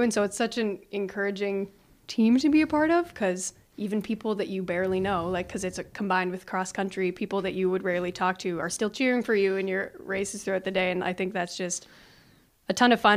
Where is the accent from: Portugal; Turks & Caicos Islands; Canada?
Canada; now in Sioux Center, United States; I'm from Canada